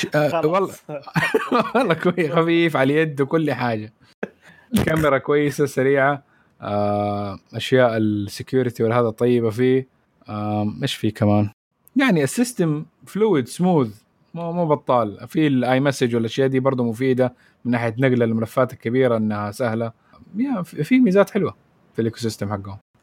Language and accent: Arabic; Saudi Arabia; عندنا في السعوديه